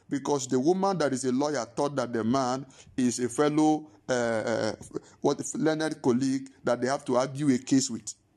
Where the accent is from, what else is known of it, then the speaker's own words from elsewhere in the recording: Nigeria; moved away; I was still growing up in Ninge-, I was in Nigeria